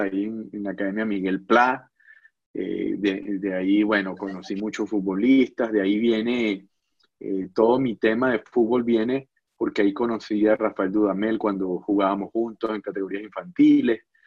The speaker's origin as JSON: {"language": "Spanish", "town": "Barquisimeto", "region": "Lara", "country": "Venezuela", "tie": "born or raised there", "moved": "as an adult", "said": "yo viví en Barquisimeto una, cantidad importante de años, digo importante porque fue la etapa de la adolescencia, eh, llegué eh, estudiando quinto grado hasta graduarme de bachiller"}